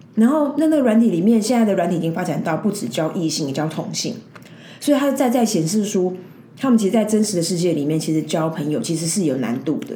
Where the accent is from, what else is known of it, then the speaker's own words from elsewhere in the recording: Taiwan; 我们台湾人就是比较humble